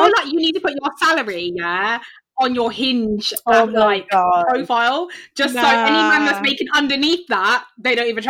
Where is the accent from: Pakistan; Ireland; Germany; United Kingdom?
United Kingdom; London; maybe it's just like growing up in West London and like the whole bougie ass culture down here.